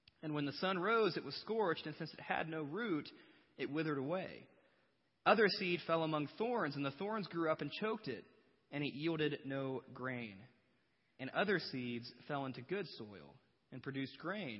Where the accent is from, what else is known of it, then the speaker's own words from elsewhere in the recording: Batesville, United States; I'm from Batesville